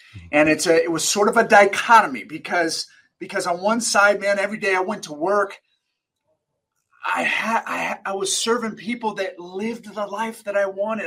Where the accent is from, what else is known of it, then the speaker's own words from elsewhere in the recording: Sacramento, California, United States; I was born and raised in Sacramento, California.